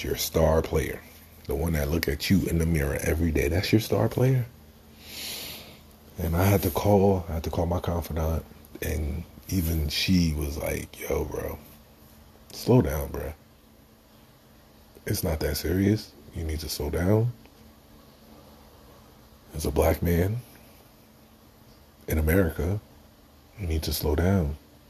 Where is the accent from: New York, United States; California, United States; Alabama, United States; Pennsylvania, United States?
New York, United States; As a New Yorker, as a black man